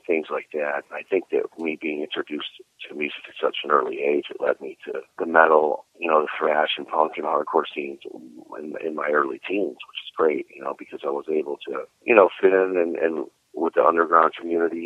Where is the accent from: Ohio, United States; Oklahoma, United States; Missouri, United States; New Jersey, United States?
Ohio, United States; Cleveland; moved away as an adult; now in Florida, United States; I was born and raised in Cleveland.